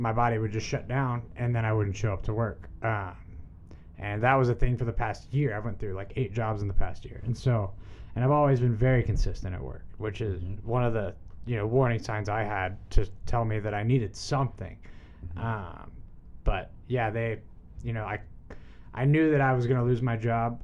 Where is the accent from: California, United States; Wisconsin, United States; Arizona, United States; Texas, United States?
Texas, United States; Dallas; my hometown Dallas